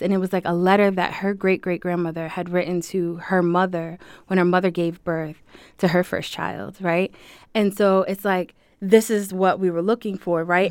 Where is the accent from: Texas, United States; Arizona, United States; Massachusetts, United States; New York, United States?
Massachusetts, United States; Springfield; I'm born and raised in Springfield, here in Springfield